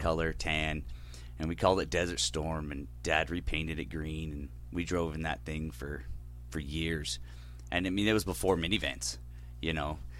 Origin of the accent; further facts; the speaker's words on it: California, United States; now in Sugar County; we grew up in California